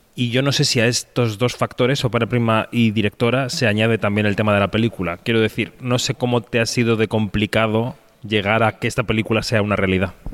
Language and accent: Spanish; Spain